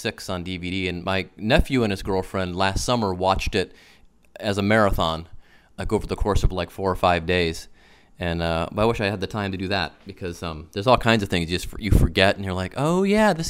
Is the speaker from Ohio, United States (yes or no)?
yes; Cleveland, Ohio, United States; I'm from Cleveland, but he lived down in Pittsburgh, and my brother and I were there for the summer